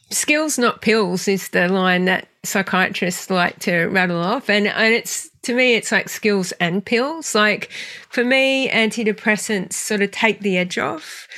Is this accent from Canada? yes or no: no; Australia; also born or lived in western suburbs of Sydney; I grew up in the western suburbs of Sydney, so very working class family, and then moved to a small country town when I was seven